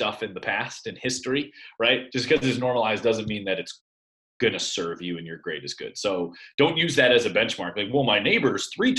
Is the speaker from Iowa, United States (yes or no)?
yes; Iowa, United States; I'm from Iowa.